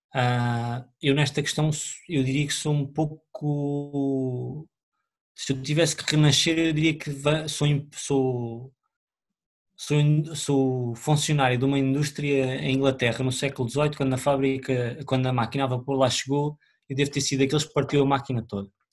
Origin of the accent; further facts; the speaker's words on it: Oliveira do Hospital, Centro, Portugal; moved away; also born or lived in Lisbon; eu venho de Oliveira Hospital, os meus pais são de lá